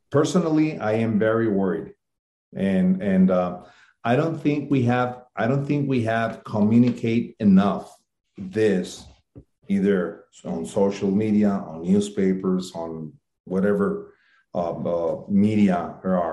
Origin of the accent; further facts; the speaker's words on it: Ciudad Juárez, Chihuahua, Mexico; my hometown in Mexico, it's a border town with El Paso, Texas